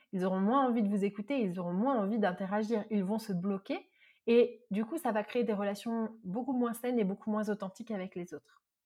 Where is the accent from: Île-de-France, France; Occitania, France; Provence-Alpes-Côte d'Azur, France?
Provence-Alpes-Côte d'Azur, France; Marseille; je suis une vraie Marseillaise